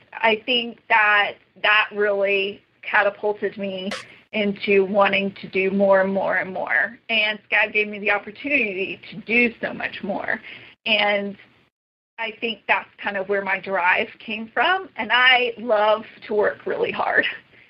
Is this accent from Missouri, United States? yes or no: no; New York City, New York, United States; my aunt and growing up in New York and just being exposed to, you know, her way of life and the arts, that was a big inspiration for me.